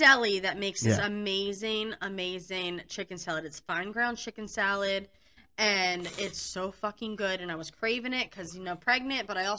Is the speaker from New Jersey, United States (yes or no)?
yes; New Jersey, United States; moved away; I'm from New Jersey originally.